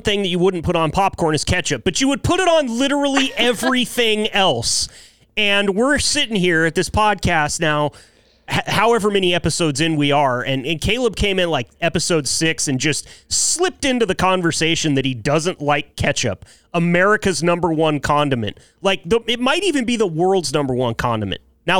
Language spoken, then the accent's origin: English; Joseph, Oregon, United States; my hometown or my home county, Wallowa County in northeastern Oregon. It's a little tiny town called Joseph, 1,300 people.